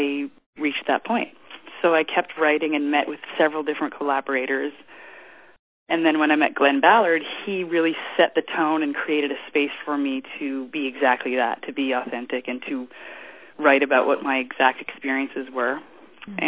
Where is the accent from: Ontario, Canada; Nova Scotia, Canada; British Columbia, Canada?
Ontario, Canada; Ottawa; moved away as an adult; also born or lived in Los Angeles; I was born in Ottawa, Canada, and then I eventually arrived in Los Angeles when I was 19